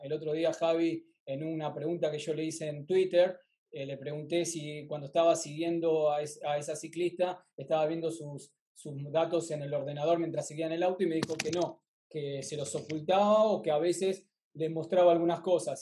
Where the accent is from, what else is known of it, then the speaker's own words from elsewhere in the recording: Argentina; de Argentina